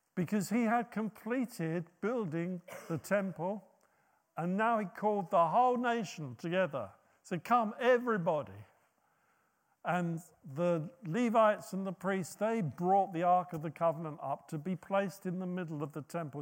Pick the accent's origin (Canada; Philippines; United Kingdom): United Kingdom; us being so British